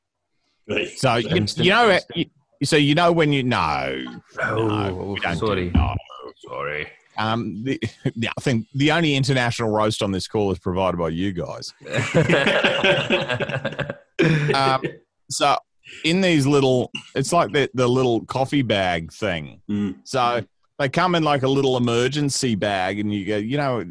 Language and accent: English; Queensland, Australia; accent: Queensland accent; moved away as an adult; also born or lived in Brisbane; now in Melbourne, Australia; I grew up in Queensland, a little farming town called Daybra